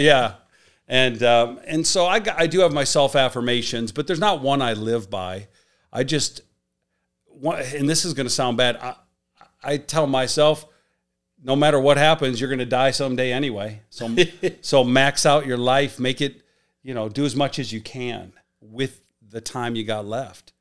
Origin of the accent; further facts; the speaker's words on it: Chicago, Illinois, United States; moved away as an adult; also born or lived in Miami; Him and I grew up in the South Side of Chicago